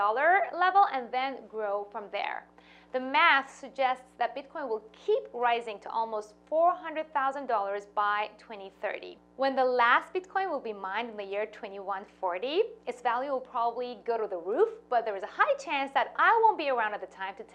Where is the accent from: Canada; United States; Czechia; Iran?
Iran; moved away; I was born and raised in Iran to a Jewish family.